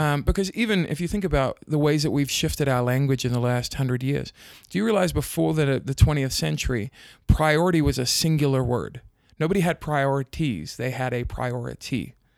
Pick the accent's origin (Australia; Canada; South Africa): South Africa; now in United States; I grew up in South Africa, but I've lived in the States for a long time